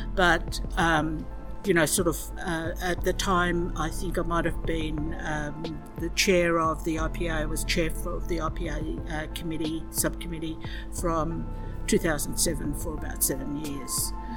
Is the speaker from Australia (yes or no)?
yes; Cape York, Daintree region, Queensland, Australia; also born or lived in Torres Strait; I'm Eastern Yalanji from the Cape York of Australia and the Daintree in the Daintree region